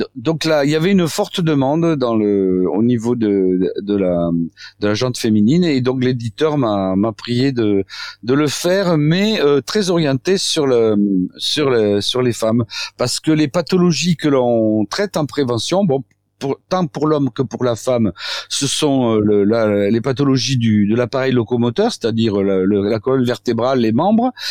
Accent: south-west France, France; accent: south-west; moi je suis sud-ouest

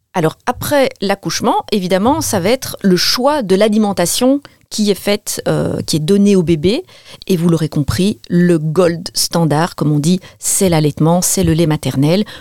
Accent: Belgium; je suis belge

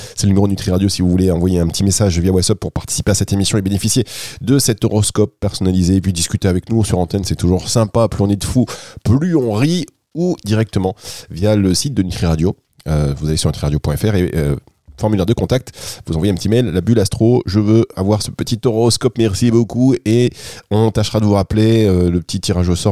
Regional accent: Dunkirk, Hauts-de-France, France; now in Côte d'Azur, France; je suis à la base, je suis de Dunkerque. Aujourd'hui, je suis dans le sud.

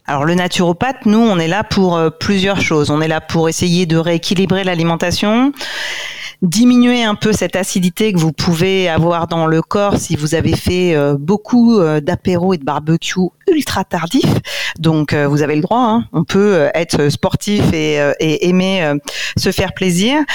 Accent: Corsica, France; en tant que corse

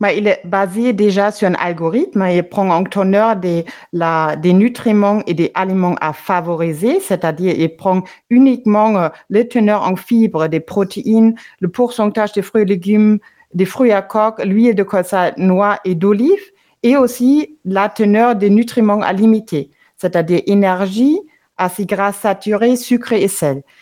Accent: Germany; moved away; l'Allemagne, mon pays d'origine

